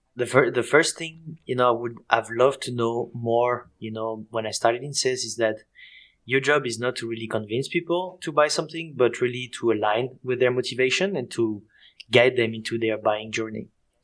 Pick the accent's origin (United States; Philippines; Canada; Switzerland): Switzerland; accent: Swiss and French; English is a second language; moved away as an adult; also born or lived in France; now in Berlin, Germany; I'm from Switzerland and France, as you can hear with my accent. And basically, I live in Berlin, between Berlin and Mexico.